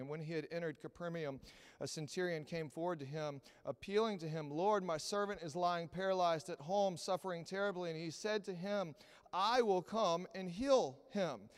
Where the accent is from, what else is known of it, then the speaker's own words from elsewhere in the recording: Texas, United States; I'm from Texas